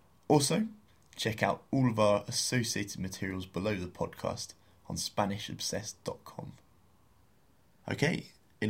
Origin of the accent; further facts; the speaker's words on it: England, United Kingdom; I'm English